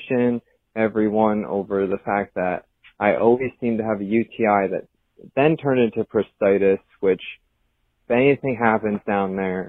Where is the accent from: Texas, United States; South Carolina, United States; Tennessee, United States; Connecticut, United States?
Connecticut, United States; I'm 23. I'm from Connecticut.